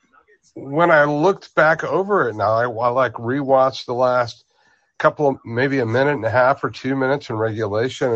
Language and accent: English; Dallas, Texas, United States; also born or lived in Illinois / Waco / Austin; I was born in Dallas.